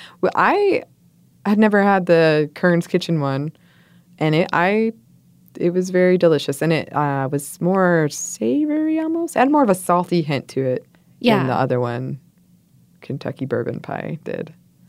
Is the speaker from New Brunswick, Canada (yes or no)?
no; Montreal, Quebec, Canada; first language English; my first language is English, but I'm from Montreal, so I speak French.